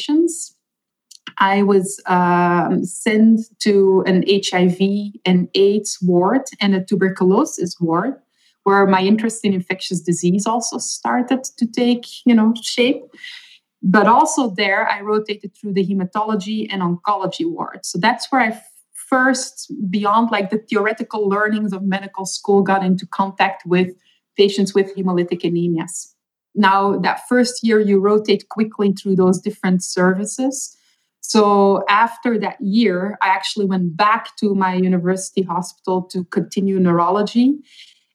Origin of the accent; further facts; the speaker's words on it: Belgium; first language Dutch; English is a second language; moved away as an adult; I was born and raised for the most part in Belgium. So I speak Dutch at home or Flemish